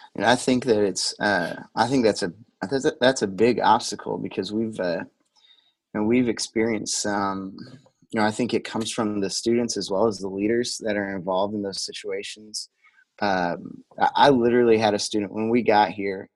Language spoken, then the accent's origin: English; the Delphi / Logansport area, Indiana, United States; also born or lived in Colorado; I grew grown up and uh, you know was raised in the area, so and Delphi and Logan'sport Sport are just right down the road from each other